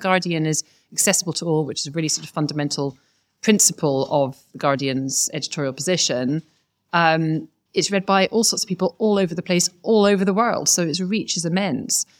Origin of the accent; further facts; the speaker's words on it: Scotland, United Kingdom; now in London, United Kingdom; as you can hear from my accent, probably just, I'm a Scot.